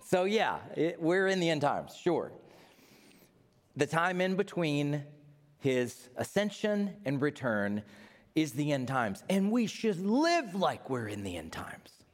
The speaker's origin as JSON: {"language": "English", "town": "Knoxville", "region": "Tennessee", "country": "United States", "said": "I'm from Knoxville, Tennessee"}